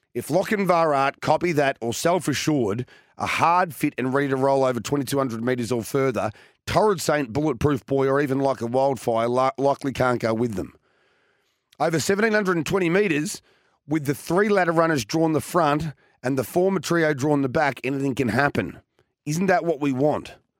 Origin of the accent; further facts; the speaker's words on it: Victoria, Australia; my home state